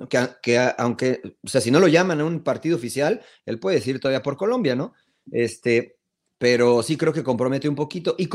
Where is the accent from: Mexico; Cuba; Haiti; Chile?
Mexico; now in United States